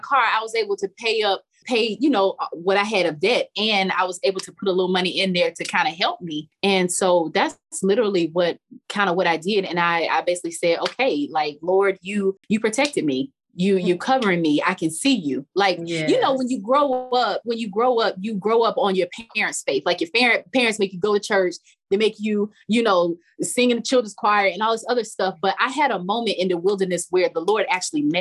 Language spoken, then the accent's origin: English; Charlotte, North Carolina, United States; moved away; I'm from Charlotte, North Carolina